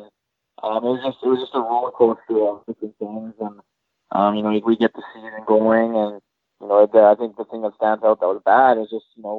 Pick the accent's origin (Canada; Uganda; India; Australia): Canada; Winnipeg, Manitoba; Yep. Yeah, born and raised. I lived in the north end side of Winnipeg my whole life.